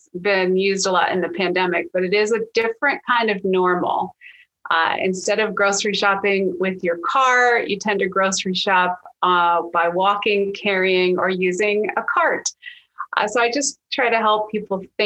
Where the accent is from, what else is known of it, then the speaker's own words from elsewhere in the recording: Pennsylvania, United States; moved away as an adult; now in New York City, United States; I'm originally from Pennsylvania, but I've been a New Yorker now for almost 16 years.